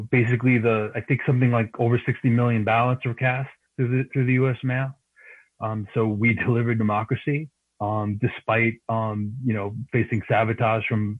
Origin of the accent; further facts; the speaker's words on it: New York City, New York, United States; I grew up in Queens